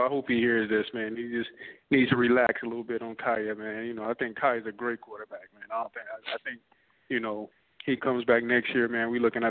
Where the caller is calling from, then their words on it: Riverview, Florida, United States; I'm calling from Riverview, Florida. Diehard Kane fan.